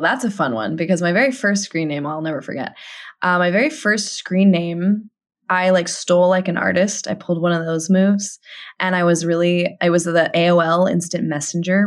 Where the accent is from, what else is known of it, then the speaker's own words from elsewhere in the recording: Tucson, Arizona, United States; moved away as an adult; also born or lived in Los Angeles; my hometown in Tucson, Arizona